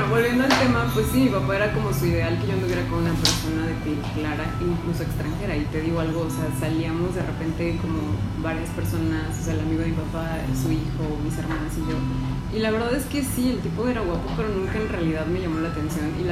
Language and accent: Spanish; Mexico; Color así, pues güey, somos mexicanos, güey.